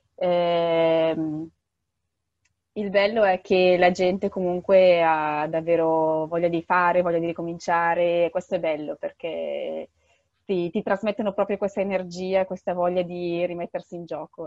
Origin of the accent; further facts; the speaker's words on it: Bergamo, Lombardy, Italy; moved away as an adult; now in Yemen; vengo da Bergamo